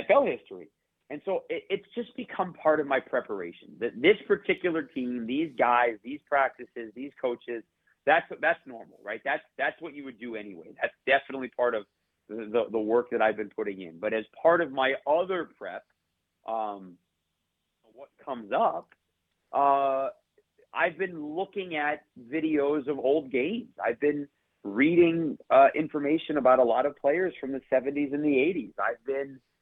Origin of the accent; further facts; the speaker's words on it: Michigan, United States; I grew up in Michigan